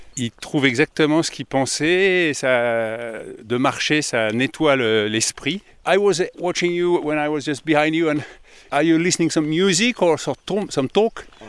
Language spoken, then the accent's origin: French; France; Je suis français